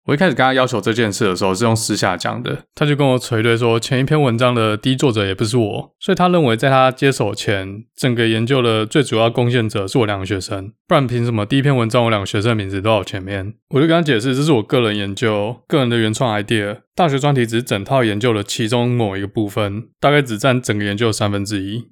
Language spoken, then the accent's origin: Chinese; Taiwan; moved away as an adult; now in United States; 跟我一样都来自台湾